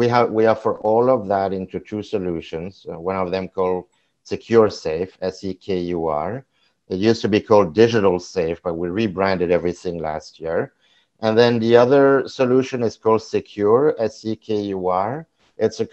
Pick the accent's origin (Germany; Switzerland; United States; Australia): Switzerland; also born or lived in Vancouver, Canada; I am from Switzerland, even though I'm in Canada right now